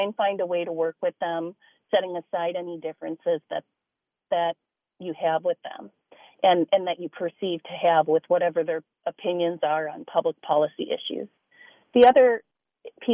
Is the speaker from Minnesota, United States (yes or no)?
yes; Minneapolis, Minnesota, United States; I'm from North Minneapolis.